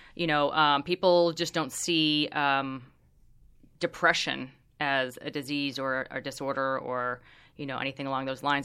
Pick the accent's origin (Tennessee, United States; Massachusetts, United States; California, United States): California, United States; Orange County; I grew up in Orange County, which is super, super conservative